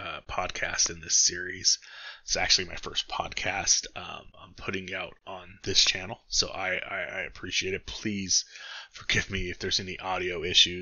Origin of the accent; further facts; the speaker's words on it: San Gabriel Valley, California, United States; moved away as an adult; now in Arizona, United States; I grew up in California. Yes, I live in Arizona now, but I grew up in the San Gabriel Valley